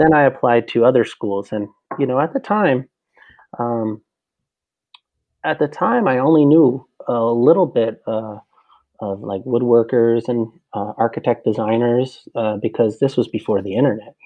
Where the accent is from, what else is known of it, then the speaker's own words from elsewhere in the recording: New Jersey, United States; New Jersey, uh, North Jersey, about maybe a half hour uh, west of Manhattan